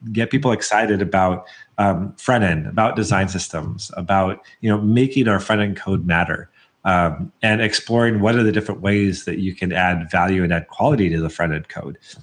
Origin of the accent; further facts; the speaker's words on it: Portland, Oregon, United States; I'm from the Portland area